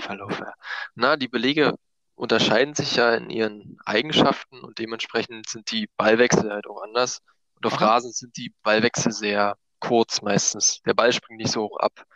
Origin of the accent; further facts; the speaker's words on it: Eisenhüttenstadt, Brandenburg, Germany; also born or lived in Berlin; Ich komme aus der Nähe von Berlin, äh, Nähe von Frankfurt-Oder. Bin mhm. ich aufgewachsen im schönen Brandenburg, nahe an der polnischen Grenze.